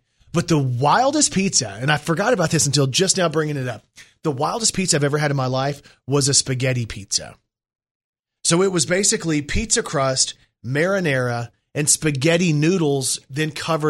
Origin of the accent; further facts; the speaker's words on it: Brooklyn, New York, United States; I'm from Brooklyn, New York.